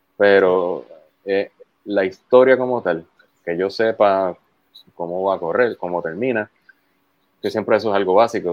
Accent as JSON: {"language": "Spanish", "country": "Puerto Rico", "said": "soy boricua"}